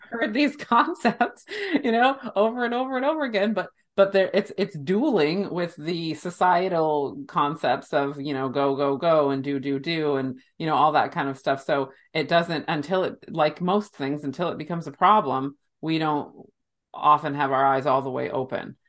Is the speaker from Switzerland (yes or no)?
no; United States; my human body was born and raised in the United States